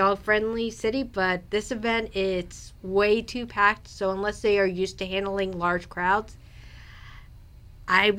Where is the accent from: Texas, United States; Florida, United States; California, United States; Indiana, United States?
Florida, United States; South; moved away as an adult; now in Fredericksburg, United States; I'm from South Florida